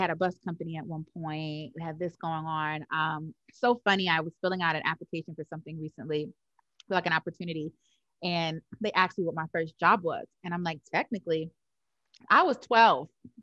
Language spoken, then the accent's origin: English; New York City, New York, United States; now in Atlanta, United States; I grew up in Harlem, New York, from East Harlem